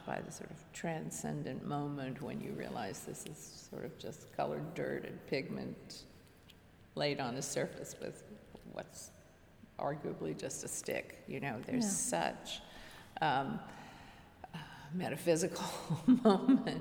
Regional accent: Washington, District of Columbia, United States; I was born and raised in Washington, D.C.

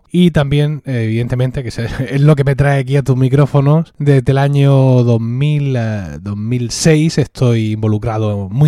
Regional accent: Murcia, Region of Murcia, Spain; Yo básicamente tengo 43 años, soy de Murcia y es aquí donde vivo y trabajo.

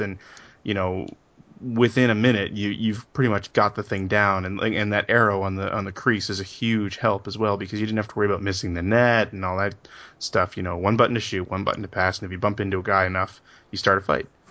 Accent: Canada; growing up in Canada, this is a hockey country

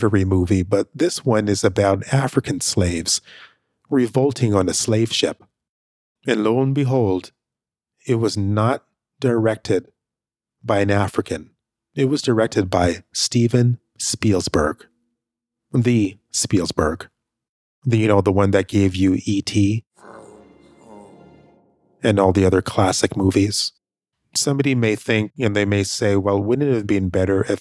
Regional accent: Canada; also born or lived in Jamaica; currently, I live in Canada. I was raised up in Canada

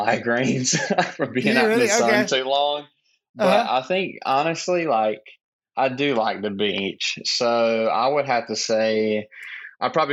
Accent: Clinton, South Carolina, United States; also born or lived in Laurens County, South Carolina; now in Greenville, United States; been here all of my life. I actually grew up like in a small town called Clinton

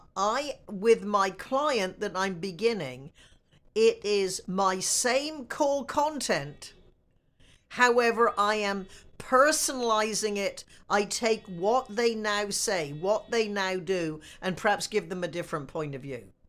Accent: United States; I am an American

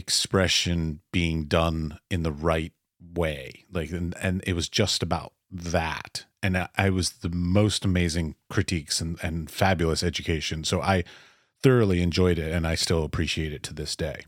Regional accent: United States; I'm was born and raised in America

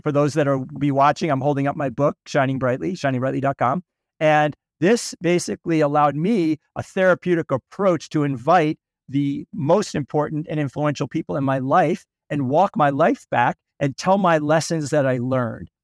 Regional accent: Boston, Massachusetts, United States; also born or lived in St. Louis, Missouri; I was born in, uh, Saint Louis, but I grew up in Boston, the suburbs of Boston

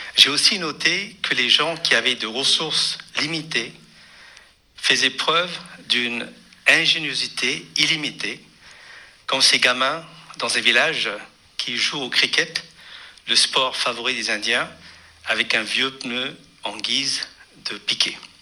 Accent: Pondicherry, Puducherry, India; j'ai grandi à Pondichéry

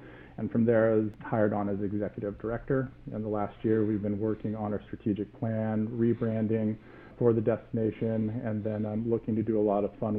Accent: California, United States; also born or lived in Amsterdam, Netherlands / Paris, France; now in Morro Bay, United States; as an American coming from California

